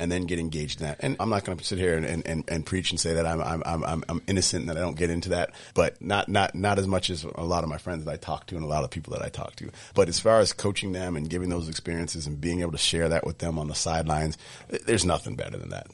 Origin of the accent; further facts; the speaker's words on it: Sudbury, Massachusetts, United States; growing up in Sudbury